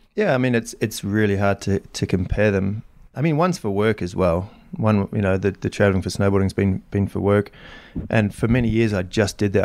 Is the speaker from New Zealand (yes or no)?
yes; New Zealand; moved away; I grew up in New Zealand